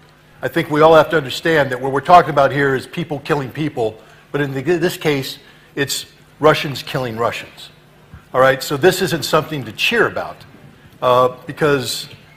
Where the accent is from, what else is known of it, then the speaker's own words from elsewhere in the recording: United States; I'm an American citizen, not a member of the government. I'm sitting thousands of miles away from the actual battlefield